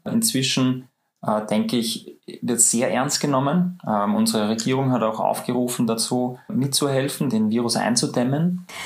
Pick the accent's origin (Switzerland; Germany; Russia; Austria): Austria; bei uns in Österreich